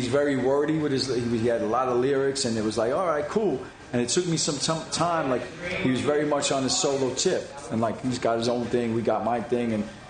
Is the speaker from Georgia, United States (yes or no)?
no; New York City, New York, United States; also born or lived in Bay Ridge, Brooklyn; I was born in Flatbush, but I can't claim that.